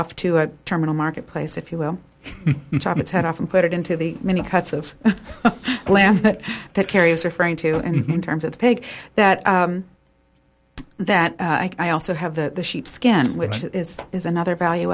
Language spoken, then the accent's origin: English; Maine, United States; I'm from Maine